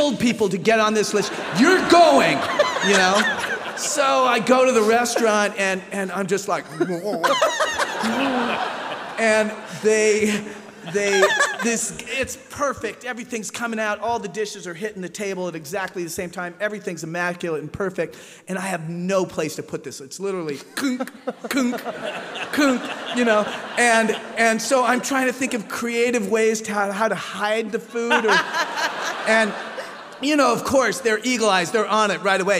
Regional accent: United States; I'm an American

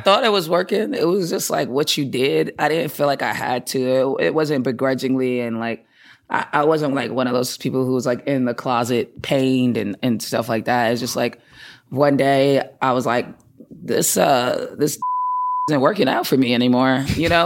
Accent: Boston, Massachusetts, United States; also born or lived in Atlanta, Georgia; I grew up in Boston. I'm from Boston. Uh, lived there my whole life

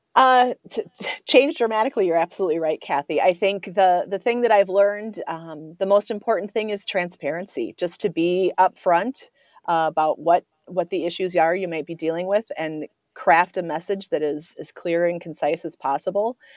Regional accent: Coon Rapids, Minnesota, United States; also born or lived in River Falls, Wisconsin; I grew up in the North Metro. I, I grew up, I went to high school at Coon Rapids, uh, just north of the metro here

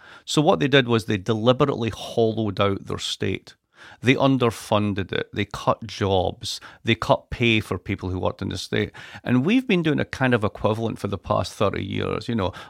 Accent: Scotland, United Kingdom; I'm Scottish. What do you expect?

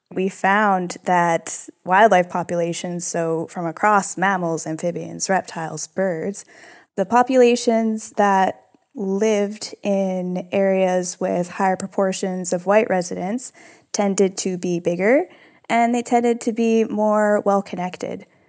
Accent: United States; I'm American, I am mixed race

